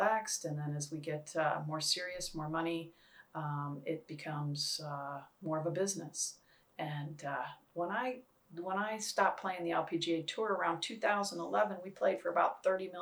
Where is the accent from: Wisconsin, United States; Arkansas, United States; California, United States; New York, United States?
Wisconsin, United States; growing up in Wisconsin